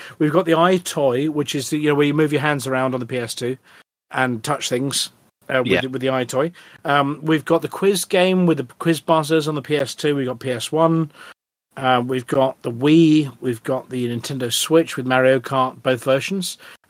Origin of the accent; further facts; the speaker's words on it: Wales, United Kingdom; And being Welsh, maybe sheep noises.